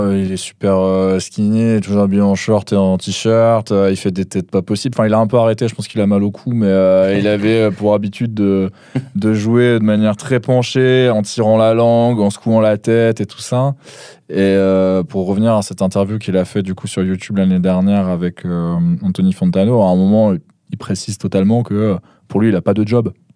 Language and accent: French; the North, northern France, France; je suis du Nord.